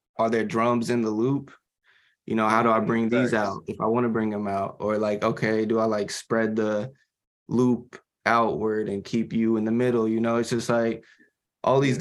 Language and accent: English; Memphis, Tennessee, United States; we're from Memphis